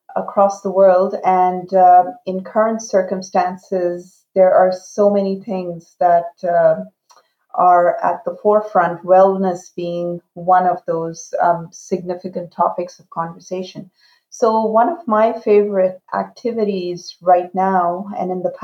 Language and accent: English; Shiraz, Fars, Iran; first language Urdu; English is a second language; also born or lived in Pakistan / Canada; now in Calgary, Canada; my upbringing in a trilingual environment in Shiraz, Iran. My family is originally from Pakistan